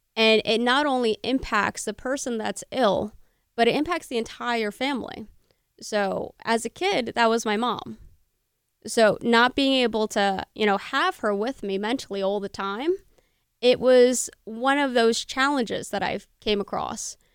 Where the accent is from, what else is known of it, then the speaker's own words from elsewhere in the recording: Bernardsville, New Jersey, United States; Burnersville, Burnersville, my hometown